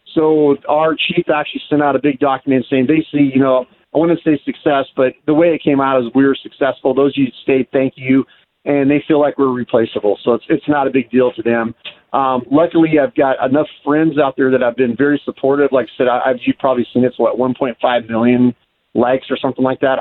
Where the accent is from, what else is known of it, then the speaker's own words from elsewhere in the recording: Keller, Texas, United States; now in Washington, United States; I grew up in Keller, Texas, not too far from y'all